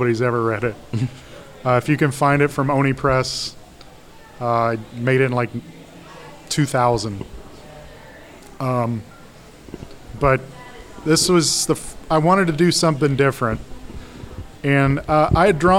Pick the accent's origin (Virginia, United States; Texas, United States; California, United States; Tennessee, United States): Tennessee, United States; Memphis; now in Chicago, United States; I'm from Memphis, Tennessee